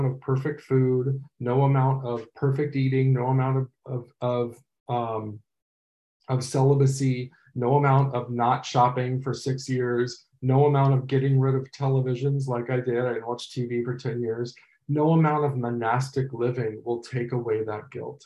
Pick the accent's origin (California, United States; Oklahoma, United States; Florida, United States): California, United States; Los Angeles; I'm from Los Angeles